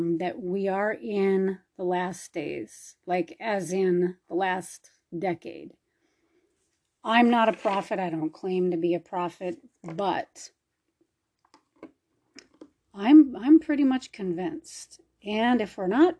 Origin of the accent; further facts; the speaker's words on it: Minnesota, United States; moved away; I'm from Minnesota originally